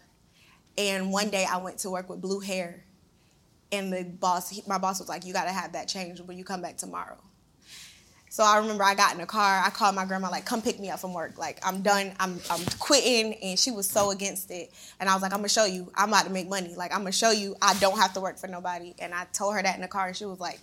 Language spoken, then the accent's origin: English; Savannah, Georgia, United States; I'm from Savannah, Georgia. It's a real small town